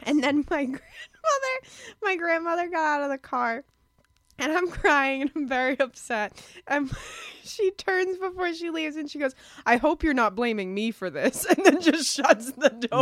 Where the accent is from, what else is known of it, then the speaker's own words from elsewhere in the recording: Lowell, Massachusetts, United States; I'm from Lowell. Yeah I grew up there and I still live there now with my parents